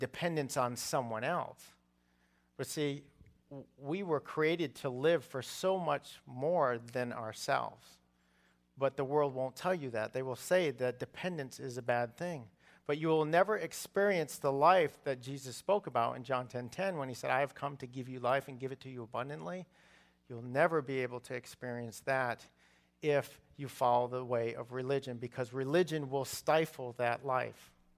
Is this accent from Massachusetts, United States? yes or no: yes; Massachusetts, United States; I grew up in Massachusetts